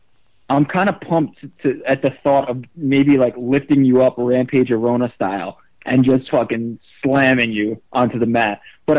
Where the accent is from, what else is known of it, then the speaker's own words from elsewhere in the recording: New York, United States; I'm born and bred American. Born and raised in New York, the mean streets